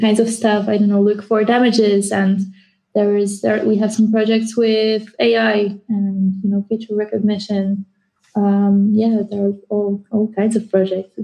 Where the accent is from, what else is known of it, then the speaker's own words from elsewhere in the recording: Poland; moved away; I come from Poland, so I'm just around the corner for a change.